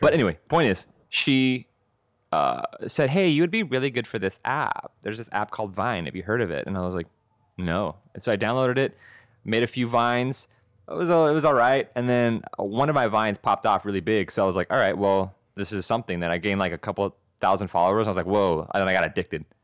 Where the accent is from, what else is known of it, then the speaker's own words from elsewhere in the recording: Texas, United States; now in Los Angeles, United States; I'm from Texas